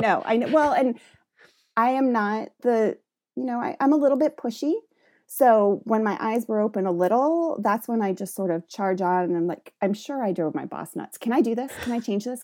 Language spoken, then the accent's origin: English; the Midwest, Ohio, United States; moved away as an adult; also born or lived in Western Massachusetts; so I'm from the Midwest. I finished high school in Ohio.